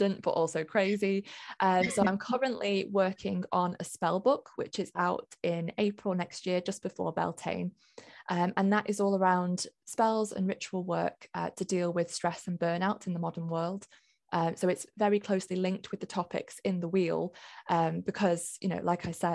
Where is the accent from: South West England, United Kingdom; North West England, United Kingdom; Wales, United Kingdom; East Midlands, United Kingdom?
North West England, United Kingdom; Lancashire; I grew up in Lancashire, fairly close to a place called Pendle